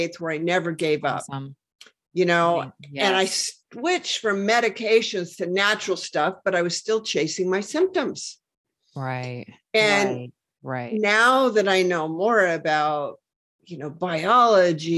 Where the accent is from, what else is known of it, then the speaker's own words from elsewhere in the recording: Washington, United States; I'm from Washington State, where, you know, the Hanford Reservation is.